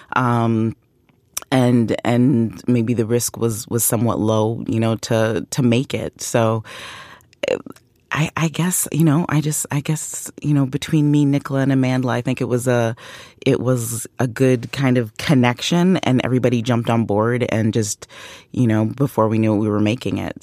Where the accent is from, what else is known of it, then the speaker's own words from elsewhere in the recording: Canada; I'm Canadian.